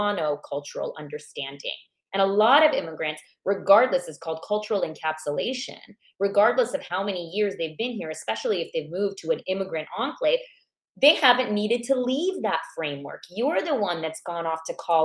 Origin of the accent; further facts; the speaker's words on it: United States; also born or lived in Iran; I moved to the U.S. at the age of 4. And so I grew up in America